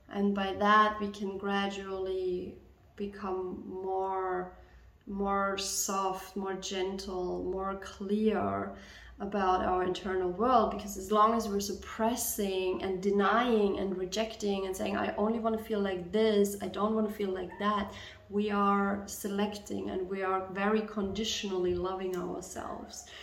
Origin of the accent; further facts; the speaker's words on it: Germany; English is a second language; I'm from Germany, so there's a lot of focus on being well behaved, on not stepping too much out of the norm